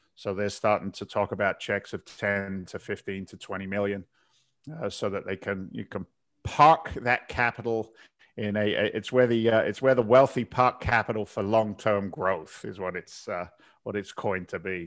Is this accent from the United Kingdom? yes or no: yes; south coast of England, United Kingdom; moved away as an adult; also born or lived in London; now in United States; I was born in England. I, uh, uh, born in London. I, I grew up in the south coast of England and came over as a young guy in my twenties